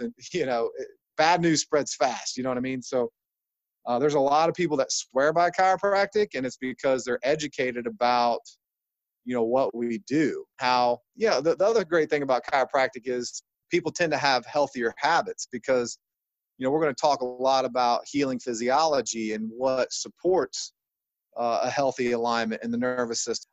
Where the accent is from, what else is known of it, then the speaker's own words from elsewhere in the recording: Ohio, United States; I come from Ohio, which is a, you know, medically mindset state